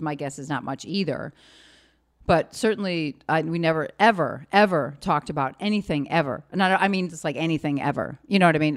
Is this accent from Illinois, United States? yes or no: yes; Chicago, Illinois, United States; also born or lived in Fort Leonard Wood, Missouri; Greenleaf Street, Chicago, Illinois